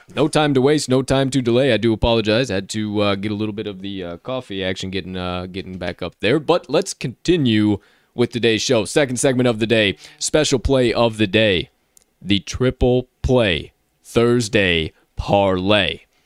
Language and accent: English; Chicago, Illinois, United States; my hometown favorite, Chicago Cubbies